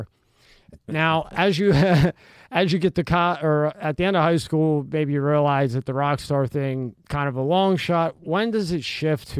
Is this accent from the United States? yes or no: yes; Philadelphia, Pennsylvania, United States; Rob and I are from Philly